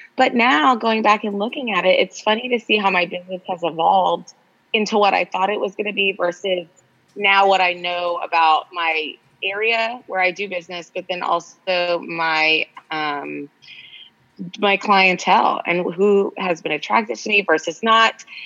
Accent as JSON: {"language": "English", "town": "Austin", "region": "Texas", "country": "United States", "tie": "born or raised there", "also_born_or_lived": "Los Angeles", "moved": "as an adult", "lives_now": "Austin, United States", "said": "I grew up in Austin"}